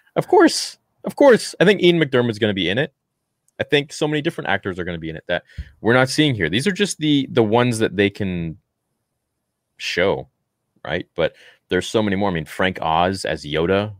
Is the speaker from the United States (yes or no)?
no; Canada; as a Canadian